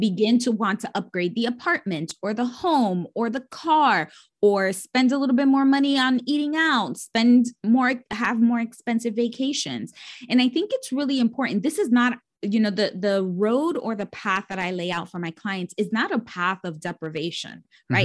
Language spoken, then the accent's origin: English; New York City, New York, United States; I grew up born and raised in New York City, bor-, uh, raised in the Bronx, the poorest borough in the city